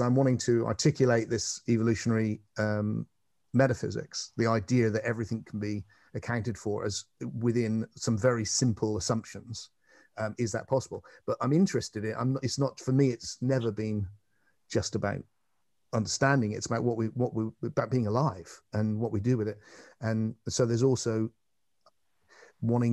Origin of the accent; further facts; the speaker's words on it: England, United Kingdom; I'm an Englishman